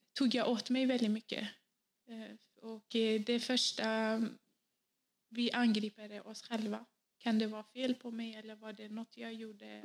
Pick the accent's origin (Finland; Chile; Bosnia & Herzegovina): Bosnia & Herzegovina; now in Sweden; i mitt hemland, då, i födelseland Bosnien